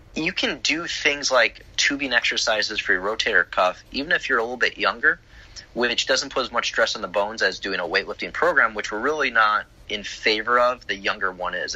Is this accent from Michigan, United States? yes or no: no; Chicago, Illinois, United States; now in Florida, United States; I grew up in Chicago